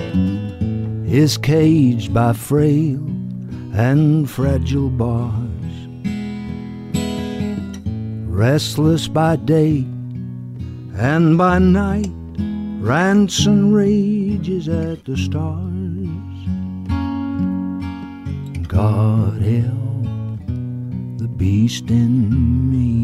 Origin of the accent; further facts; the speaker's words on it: United Kingdom; us Brits